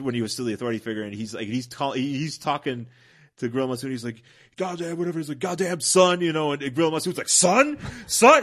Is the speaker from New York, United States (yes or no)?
yes; Buffalo, New York, United States; moved away; I'm originally from Buffalo, New York